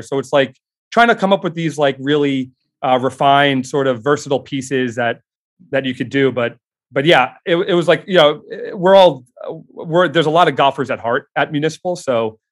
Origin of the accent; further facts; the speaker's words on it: Long Island, New York, United States; growing up in New York, uh, on Long Island, uh, particularly